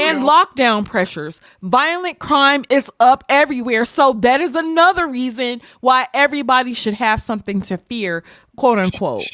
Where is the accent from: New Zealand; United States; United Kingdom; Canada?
United States; Mississippi; I'm from Mississippi